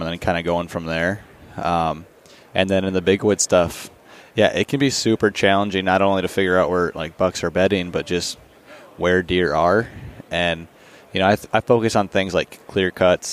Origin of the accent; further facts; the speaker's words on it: Minnesota, United States; moved away as an adult; also born or lived in North Dakota; I moved back to Minnesota. It's been a little over a year now, but I still hunt North Dakota heavily and put as just much time out there as I do really in my home state now